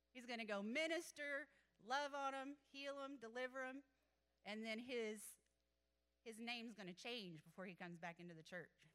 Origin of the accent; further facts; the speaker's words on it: Athens, Texas, United States; I grew up in Athens, actually, and um, so this is my hometown